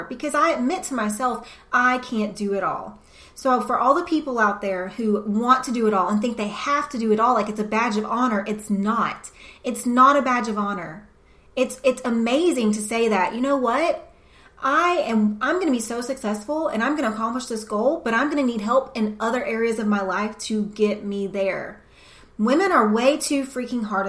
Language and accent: English; the South, United States; It's just the environment I was brought up in the South